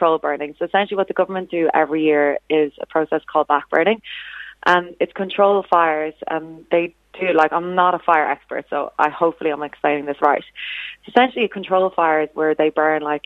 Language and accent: English; Ireland; now in Sydney, Australia; as an Irish person